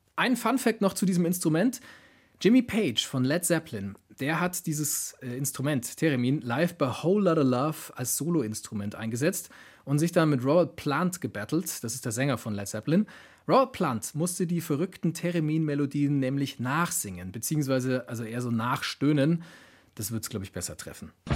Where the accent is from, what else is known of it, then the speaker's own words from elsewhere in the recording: Germany; Bei uns in Deutschland